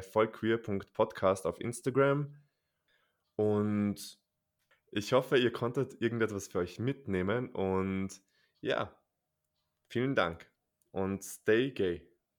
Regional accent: Austria; bei uns in Österreich

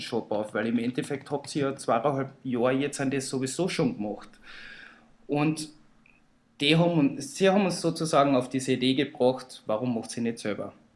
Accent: Villach, Carinthia, Austria; Und außerdem komme ich auch aus Villach

